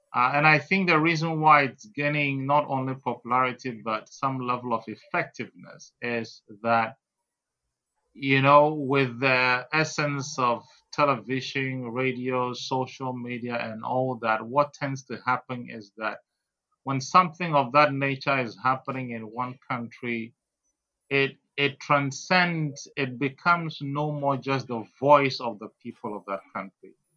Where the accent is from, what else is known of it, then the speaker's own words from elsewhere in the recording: Keta, Volta, Ghana; I am a Ghanaian, full blooded Ghanaian, born in Keta.